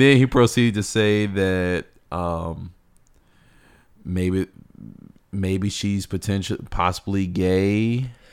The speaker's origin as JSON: {"language": "English", "region": "Virginia", "country": "United States", "tie": "born or raised there", "said": "my home state, Virginia."}